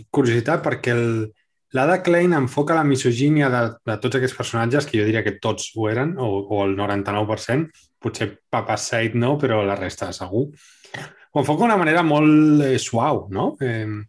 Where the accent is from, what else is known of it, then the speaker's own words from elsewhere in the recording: Catalonia, Spain; now in Copenhagen, Denmark; som els únics catalans que hi ha allí